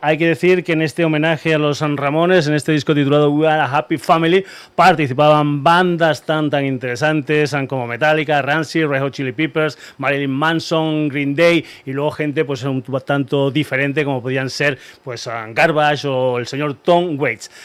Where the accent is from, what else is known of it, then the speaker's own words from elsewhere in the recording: Spain; somos más españoles que la tortilla de patatas